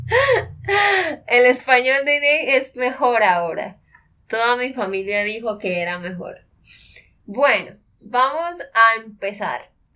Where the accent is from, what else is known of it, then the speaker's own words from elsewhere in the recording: Santander, Colombia; de Santander, Colombia